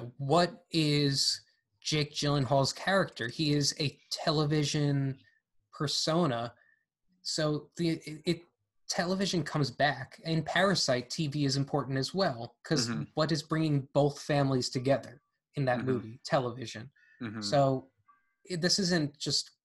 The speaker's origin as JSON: {"language": "English", "country": "United States", "said": "I'm American"}